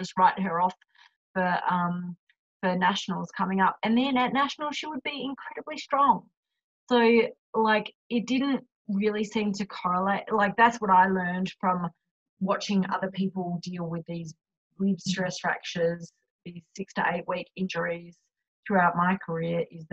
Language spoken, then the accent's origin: English; Australia; accent: Australian; my accent